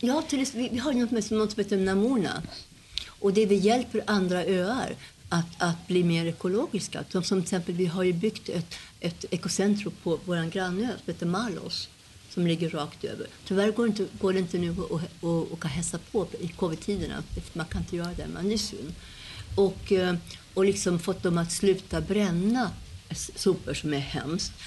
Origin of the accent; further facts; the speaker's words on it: Sweden; moved away; jag är svensk